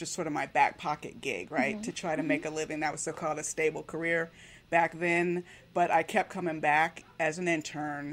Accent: Miami, Florida, United States; I grew up in Miami

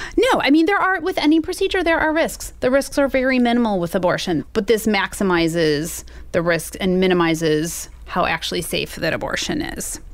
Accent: Missouri, United States; I live in Missouri. I grew up here in Missouri.

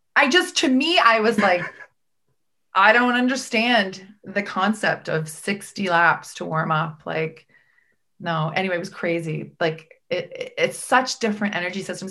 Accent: Prince Edward Island, Canada; I grew up in Prince Edward Island

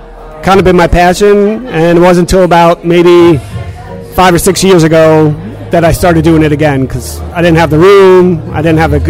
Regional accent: Smithtown, New York, United States; moved away as an adult; also born or lived in Philadelphia / Richmond; I grew up in Long Island. I went to art school in Philly

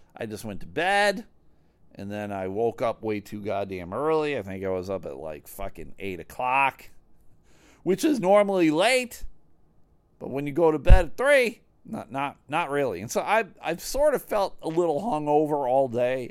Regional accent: Buffalo, New York, United States; moved away as an adult; now in Grand Rapids, United States; I grew up in Buffalo

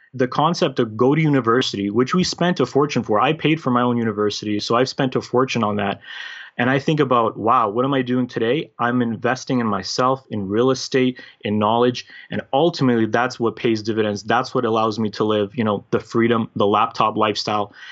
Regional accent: Canada; also born or lived in former Yugoslavia / United Kingdom / Toronto, Ontario; grew up basically raised as a Canadian, as a North American, because I was a very little kid at that time

